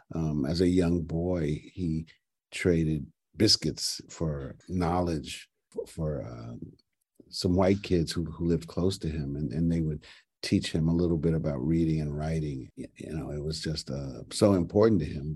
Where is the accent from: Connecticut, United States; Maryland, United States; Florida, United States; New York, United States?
New York, United States; New York City; I'm from New York City